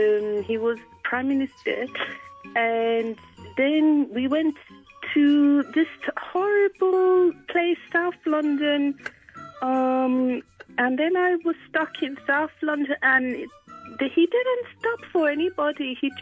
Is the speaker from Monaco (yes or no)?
yes; Monaco; I'm from Monaco, I'm Monarchies.